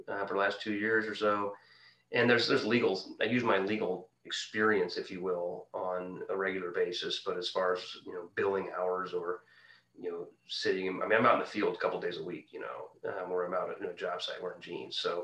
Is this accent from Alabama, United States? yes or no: no; Quincy, Illinois, United States; my hometown of Quincy, Illinois